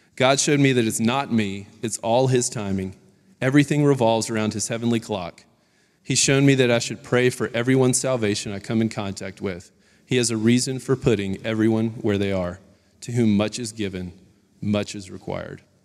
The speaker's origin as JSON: {"language": "English", "town": "Baton Rouge", "region": "Louisiana", "country": "United States", "tie": "born or raised there", "said": "I grew up in Baton Rouge, Louisiana"}